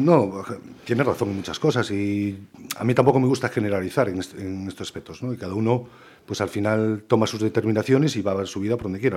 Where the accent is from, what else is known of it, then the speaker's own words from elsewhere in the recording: Ponte Caldelas, Galicia, Spain; now in Pontevedra, Spain; yo soy de Ponte Calderas y me crié en Calderas